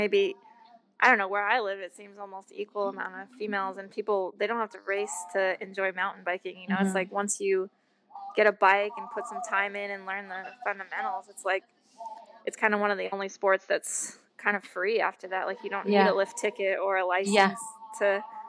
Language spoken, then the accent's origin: English; Washington, United States; also born or lived in California; I was from Washington and had to grow up riding in horse barns, and like, it just rained